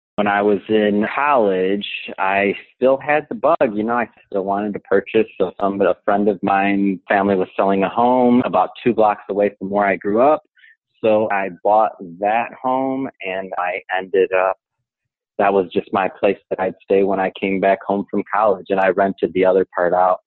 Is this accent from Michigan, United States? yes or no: yes; Detroit, Michigan, United States; moved away; I'm from Michigan, uh, specifically Detroit, and I didn't really have too many people growing up around me